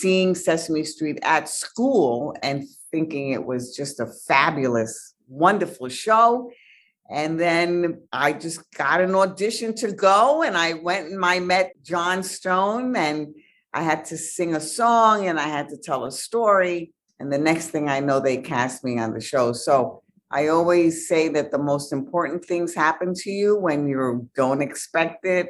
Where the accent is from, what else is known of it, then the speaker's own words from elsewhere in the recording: New York City, New York, United States; I'm from the Bronx